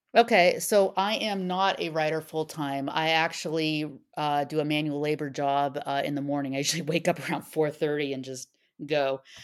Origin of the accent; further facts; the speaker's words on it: Southern California, United States; accent: SoCal; my SoCal accent